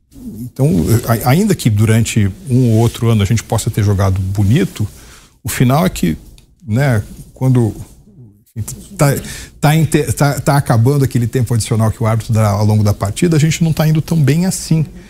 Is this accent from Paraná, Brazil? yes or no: no; São Paulo, Brazil; eu sou paulista